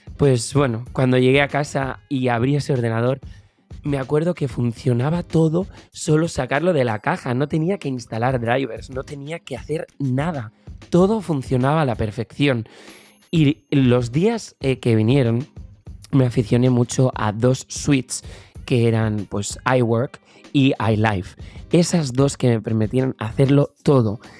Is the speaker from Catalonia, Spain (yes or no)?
yes; Tarragona, Catalonia, Spain; empecé a buscar por mi provincia, que yo soy de Tarragona